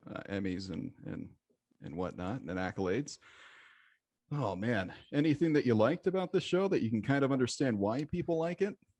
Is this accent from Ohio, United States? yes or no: no; Michigan, United States; growing up in Michigan